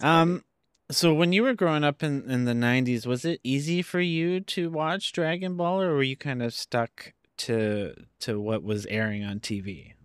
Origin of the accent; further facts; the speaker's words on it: Canada; where I grew up in Canada